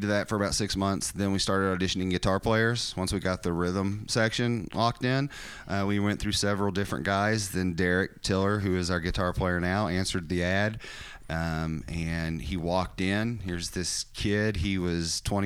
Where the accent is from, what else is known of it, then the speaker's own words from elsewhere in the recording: Corbin, Kentucky, United States; moved away as an adult; also born or lived in Lexington, Kentucky; now in Michigan, United States; Born and raised. I was born in Corbin, Kentucky